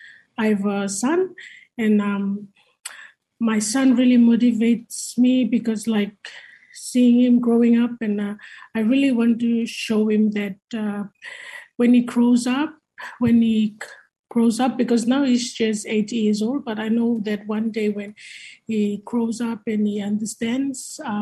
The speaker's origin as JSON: {"language": "English", "area": "Malekula", "region": "Malampa", "country": "Vanuatu", "said": "I'm from Malekula, one of the second biggest island"}